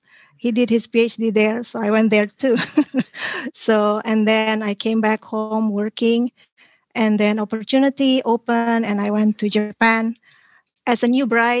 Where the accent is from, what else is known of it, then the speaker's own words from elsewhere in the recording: Bogor, West Java, Indonesia; moved away as an adult; now in United States; I was born in Indonesia in a city called Bogor. It's in West Java.